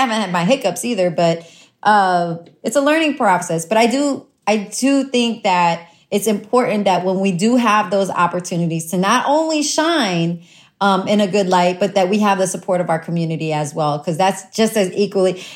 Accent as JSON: {"language": "English", "town": "New Orleans", "region": "Louisiana", "country": "United States", "tie": "born or raised there", "also_born_or_lived": "Honduras", "said": "I'm from New Orleans. I I grew up in New Orleans. I was there since I was 2 years old."}